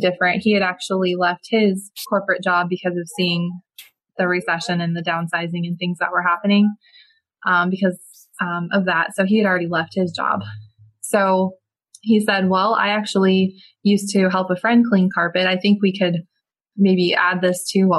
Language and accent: English; Palmetto, Florida, United States; I was born and raised in Palmetto, Florida, which is a small little town just south of Tampa